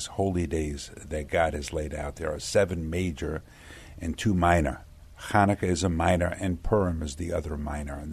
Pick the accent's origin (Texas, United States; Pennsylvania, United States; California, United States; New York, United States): New York, United States; New York City; I was born in Brooklyn, New York